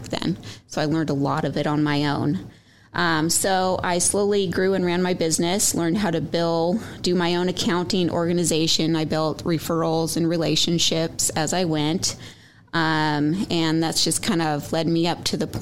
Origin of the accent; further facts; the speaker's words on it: Oregon, United States; I grew up in Oregon and I went to Western Oregon University